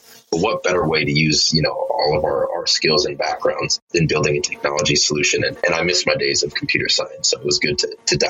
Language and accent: English; Minneapolis–Saint Paul, Minnesota, United States; We're three Black professionals born and raised in the Twin Cities here in Minnesota